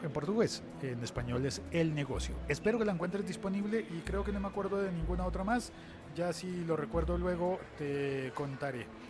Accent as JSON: {"language": "Spanish", "country": "Colombia", "said": "en mi país, en Colombia"}